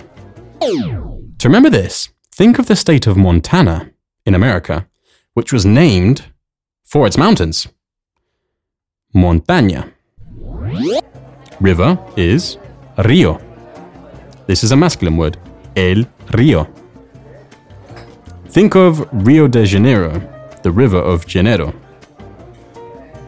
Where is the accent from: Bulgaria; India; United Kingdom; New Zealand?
United Kingdom; England; I'm from England